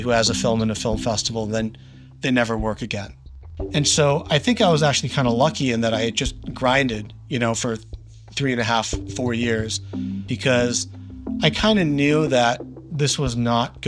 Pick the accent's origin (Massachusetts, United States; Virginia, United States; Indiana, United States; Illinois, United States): Massachusetts, United States; outside of Boston; moved away as an adult; also born or lived in New York; I grew up outside of Boston.